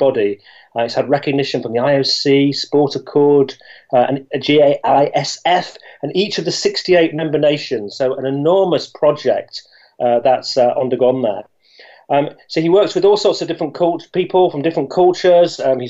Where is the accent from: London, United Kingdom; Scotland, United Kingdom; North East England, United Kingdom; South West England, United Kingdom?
North East England, United Kingdom; We're both Northerners. I'm from the East.